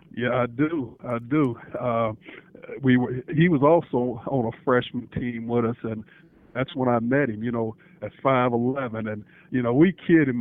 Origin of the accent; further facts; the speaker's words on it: Indianapolis, Indiana, United States; also born or lived in Texas; I grew up here in Indianapolis